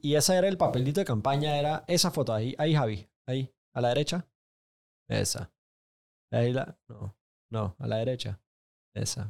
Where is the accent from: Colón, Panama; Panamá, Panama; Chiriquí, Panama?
Panamá, Panama; Panama City, Panama; yo crecí en Paitilla, diagonal a mi casa